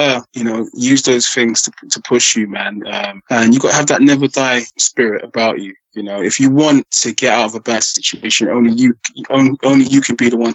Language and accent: English; London, United Kingdom; I was born in Northwest London. Park Royal, Acton